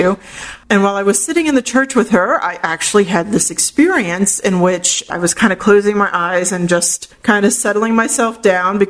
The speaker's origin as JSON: {"language": "English", "town": "St. Petersburg", "region": "Florida", "country": "United States", "tie": "born or raised there", "said": "in my hometown of St. Petersburg"}